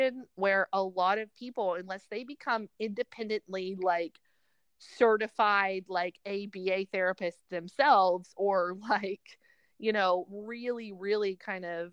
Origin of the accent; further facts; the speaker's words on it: Tishomingo, Oklahoma, United States; moved away; I'm actually from rural Oklahoma.